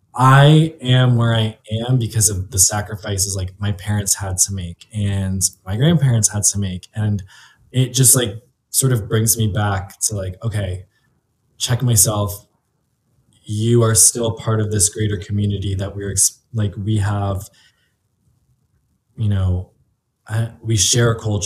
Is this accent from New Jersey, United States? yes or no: yes; New Jersey, United States; I mean, I grew up in Jersey. So it's like Italian Central.